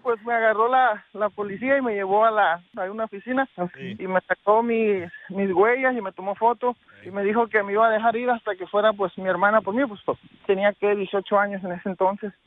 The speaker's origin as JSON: {"language": "Spanish", "region": "Veracruz", "country": "Mexico", "also_born_or_lived": "California", "moved": "yes", "lives_now": "Nebraska, United States", "said": "soy de, de, Veracruz, México, pero viví en California 10 años"}